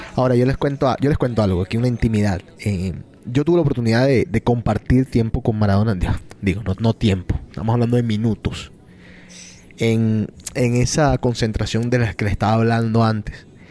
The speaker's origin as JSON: {"language": "Spanish", "country": "Colombia", "said": "yo sigo las emisoras y, y, las noticias de Colombia porque soy colombiano"}